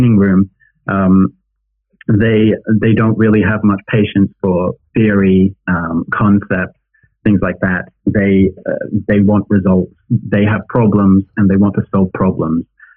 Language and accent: English; United Kingdom; now in China; as a British person based in China